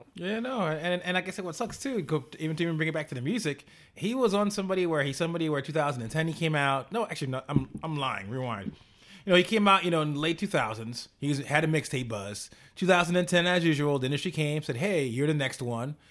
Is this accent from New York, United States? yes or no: yes; New York City, New York, United States; as a New Yorker